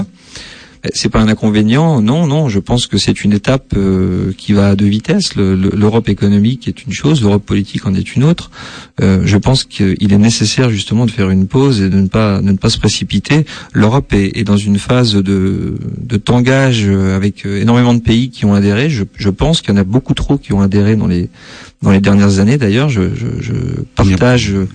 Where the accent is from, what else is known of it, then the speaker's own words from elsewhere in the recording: Metz, Grand Est, France; also born or lived in Nancy / Saarbrücken; je suis né à Metz, donc je, suis d'origine vosgienne